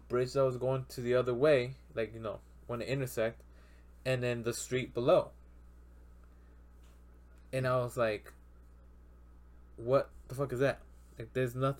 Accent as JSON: {"language": "English", "country": "Mexico", "tie": "born or raised there", "moved": "yes", "said": "my hometown in Mexico, when I was there, right now it's more suburb"}